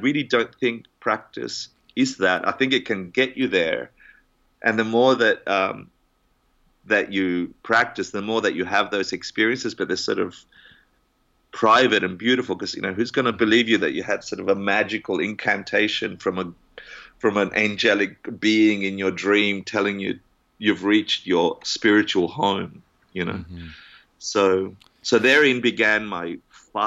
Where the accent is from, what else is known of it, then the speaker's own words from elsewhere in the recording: Australia; moved away as an adult; now in New York, United States; I'm Australian. I'm not American